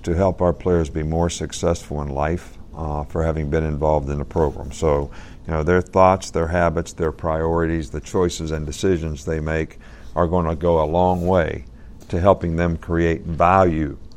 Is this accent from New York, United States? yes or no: no; Fairmont, West Virginia, United States; moved away; My dad actually started Pop Warner football in our area in West Virginia.